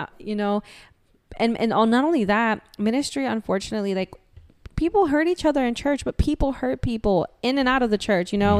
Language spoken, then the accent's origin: English; Florida, United States; we're from Florida